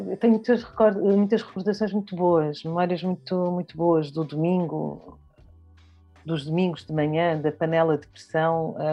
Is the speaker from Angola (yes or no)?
yes; Bié, Angola; born there; Eu nasci em, em Angola, no Bié, em 1972. Uh, ah, a minha mãe é angolana, uh, do Bié, o meu pai é timorense uh, do, de Viquet.